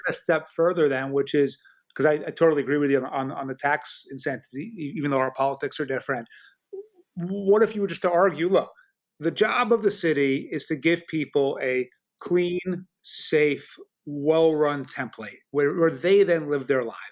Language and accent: English; New York City, New York, United States; I grew up in New York City in the seventies, Brooklyn turned really dangerous and my parents moved it to the suburbs